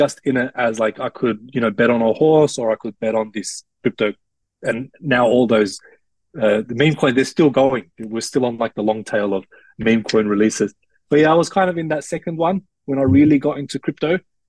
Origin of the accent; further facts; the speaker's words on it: Australia; ethnic mix but born and raised in Australia